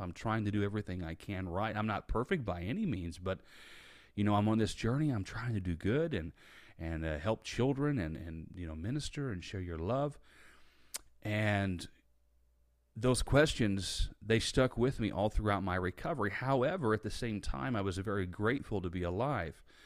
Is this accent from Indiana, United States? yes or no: yes; Indiana, United States; now in Tampa, United States; I grew up in Indiana. I now live in Tampa, Florida.